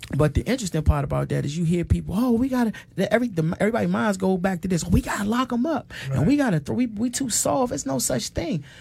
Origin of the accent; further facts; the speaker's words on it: Washington, District of Columbia, United States; I grew up on Hanover Place um, in Northwest Washington